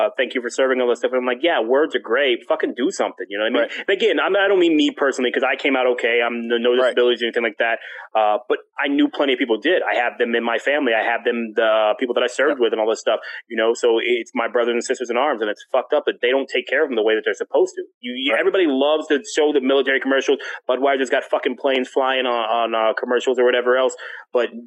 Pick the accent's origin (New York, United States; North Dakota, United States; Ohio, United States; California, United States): Ohio, United States; now in Tampa, United States; I'm originally from Ohio